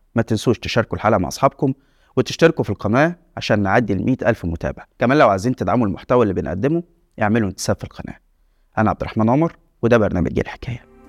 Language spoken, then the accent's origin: Arabic; Egypt; التجربة اللي عشناها كمصريين